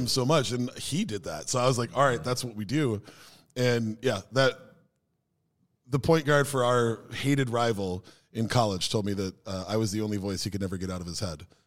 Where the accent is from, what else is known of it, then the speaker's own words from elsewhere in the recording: Minneapolis, Minnesota, United States; also born or lived in Maple Grove; my group of friends growing up in Minneapolis before I moved out to, uh, Maple Grove